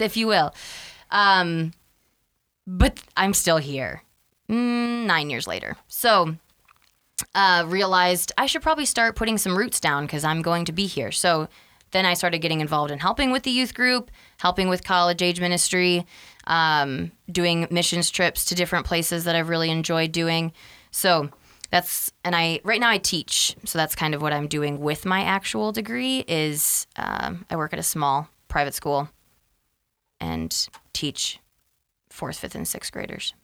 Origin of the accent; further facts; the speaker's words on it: Freeport, Illinois, United States; also born or lived in Wisconsin; I was born in Wisconsin. We'll start all the way back there. And we moved to where we live now in Freeport, Illinois, when I was five